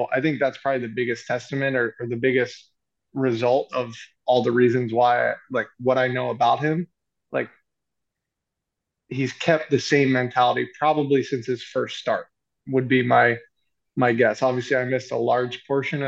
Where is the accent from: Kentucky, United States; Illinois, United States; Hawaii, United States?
Kentucky, United States; Lexington; moved away as an adult; now in Los Angeles, United States; I'm from Lexington